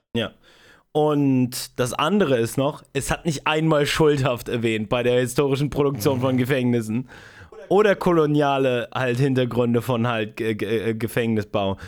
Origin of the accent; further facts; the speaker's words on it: Spreewald, Brandenburg, Germany; ich aus dem Spreewald komme.